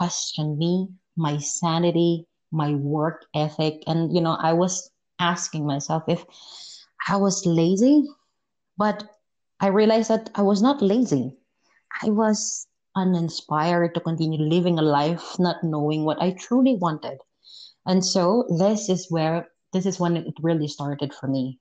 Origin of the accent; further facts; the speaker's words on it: Philippines; moved away as an adult; also born or lived in Malaysia; I am from the Philippines.